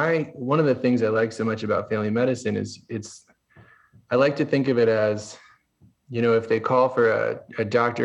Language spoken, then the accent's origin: English; California, United States; moved away as an adult; also born or lived in Stockholm, Sweden; I grew up out in California, kind of by the beach